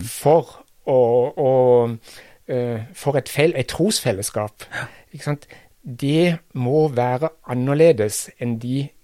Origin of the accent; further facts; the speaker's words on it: Kristiansand, Agder, Norway; moved away; jeg kommer fra Kristiansand, altså ganske nær sentrum i, i byen